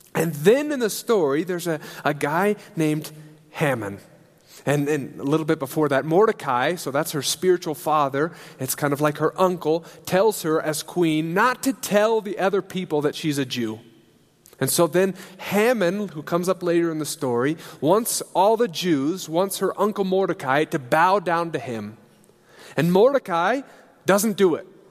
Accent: Alliance, Nebraska, United States; moved away as an adult; also born or lived in England; now in Switzerland; I grew up in Alliance, Nebraska, uh, and in the Berean church there.

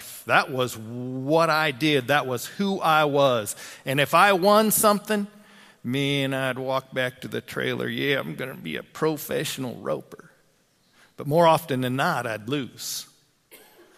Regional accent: LaGrange, Wyoming, United States; moved away; also born or lived in Mitchell; I grew up over in LaGrange, Wyoming

